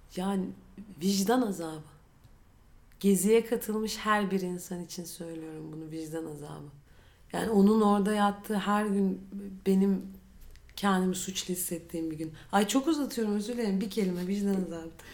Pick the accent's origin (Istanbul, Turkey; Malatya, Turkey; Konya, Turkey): Istanbul, Turkey; Ben doğma büyüme İstanbulluyum.